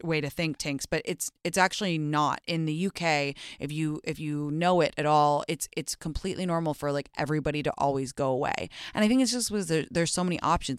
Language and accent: English; London, United Kingdom; moved away; I grew up in London, obviously, and in England